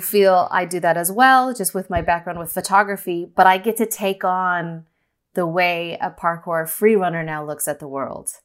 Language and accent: English; Northern California, United States; also born or lived in Los Angeles; I grew up in California, Northern California